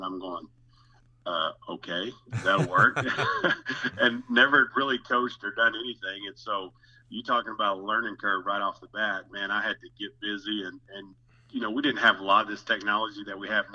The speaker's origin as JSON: {"language": "English", "town": "Spiro", "region": "Oklahoma", "country": "United States", "tie": "born or raised there", "said": "was fortunate to get hired back in my hometown of Spiro, Oklahoma"}